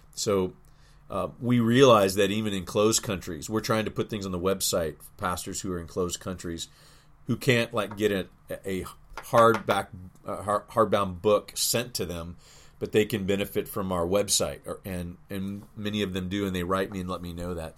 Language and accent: English; Louisville, Kentucky, United States; in my hometown to be able to just set up like Southern Seminary